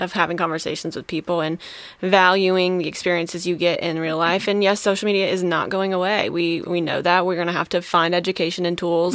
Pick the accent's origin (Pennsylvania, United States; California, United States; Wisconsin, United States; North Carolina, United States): Wisconsin, United States; moved away; I'm originally from Wisconsin